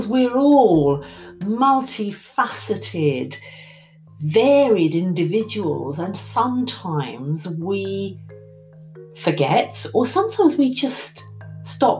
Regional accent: England, United Kingdom; I'm English.

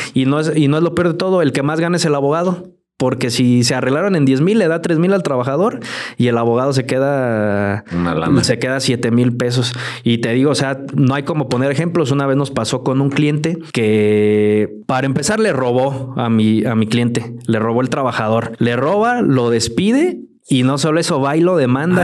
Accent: Mexico; así somos el mexicano

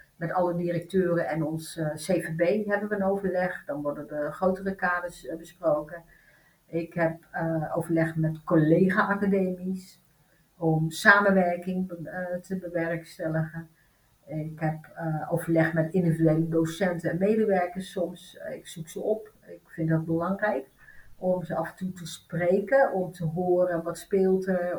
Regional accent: Netherlands; also born or lived in Turkey; ik ben in Turkije geboren en ik ben hier in een achterstandsbuurt opgegroeid.

